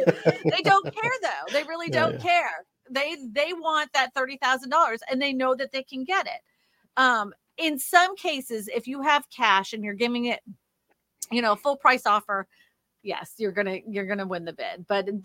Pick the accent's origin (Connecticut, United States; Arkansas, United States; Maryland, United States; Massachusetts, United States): Massachusetts, United States; also born or lived in Pennsylvania; I mean, honestly, I'm from Massachusetts originally. I've lived up north. I was born in Pennsylvania. I've been all over this beautiful land.